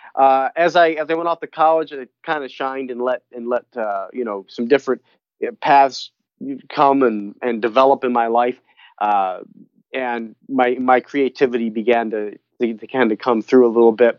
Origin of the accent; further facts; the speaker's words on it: Philadelphia, Pennsylvania, United States; I grew up in Philadelphia, Pennsylvania, so Philly is, uh, a big part of my, uh, big part of who I am